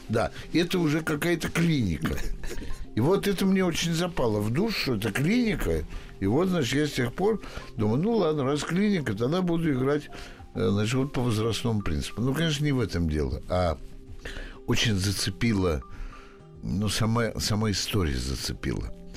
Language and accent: Russian; Moscow, Russia; Я москвич всю жизнь прожил здесь